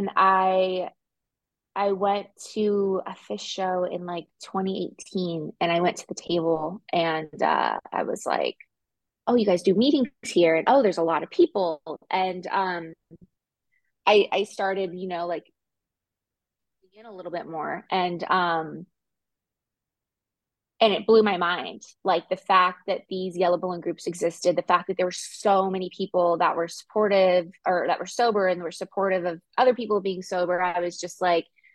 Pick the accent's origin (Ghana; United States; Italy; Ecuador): United States; Southern California; also born or lived in Denver, United States; now in Gulf Shores, United States; I'm originally from Southern California, and I lived in Northern California for 10 years.